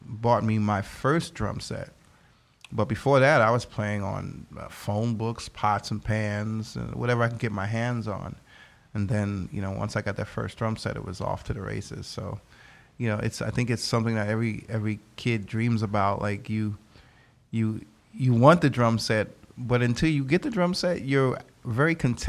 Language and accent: English; New York City, New York, United States; my family's from the Caribbean. I grew up in New York City